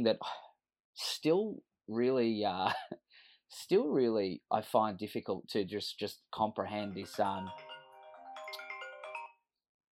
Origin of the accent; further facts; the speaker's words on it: Sydney, New South Wales, Australia; moved away as an adult; now in Cairns, Australia; And I grew up in Western Sydney. I live in Cairns now, but I grew up in Western Sydney.